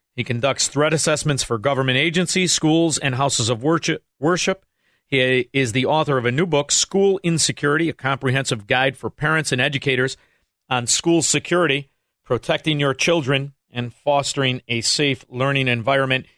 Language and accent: English; Chicago, Illinois, United States; now in Florida, United States; I am originally a Chicagoan